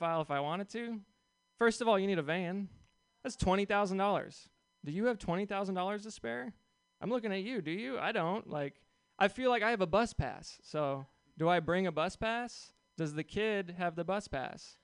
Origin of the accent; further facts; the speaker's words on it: Seattle, Washington, United States; I'm from Seattle